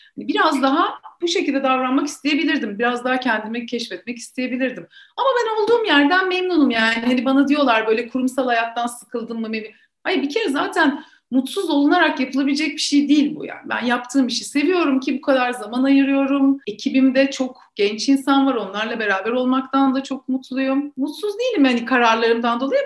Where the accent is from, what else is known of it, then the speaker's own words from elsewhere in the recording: Ankara, Turkey; moved away as an adult; now in Istanbul, Turkey; ben Ankaralıyım.